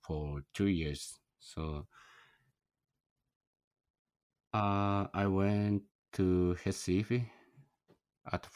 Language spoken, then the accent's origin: English; Japan; English is a second language; I'm a foreigner from Japan, and my Portuguese is very poor